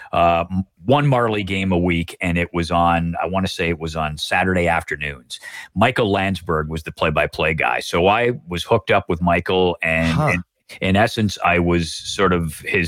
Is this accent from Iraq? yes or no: no; Oshawa, Ontario, Canada; moved away; I was from Oshawa